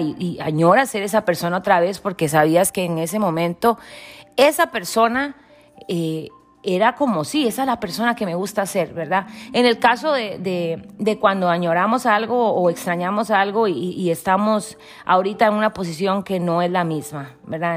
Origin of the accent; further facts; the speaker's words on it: Costa Rica; moved away; cuando estaba en mi terruño, con mis raíces, con mis cosas, ¿verdad? En mi charco, como decimos en buen tico